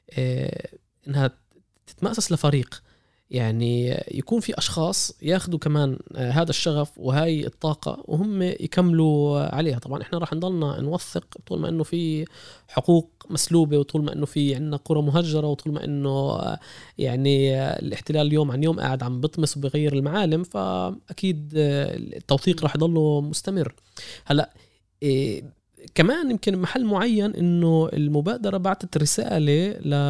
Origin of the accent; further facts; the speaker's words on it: Palestine; إذا إحنا على المستوى السياسي كفلسطينيين مش قادرين نحقق عودة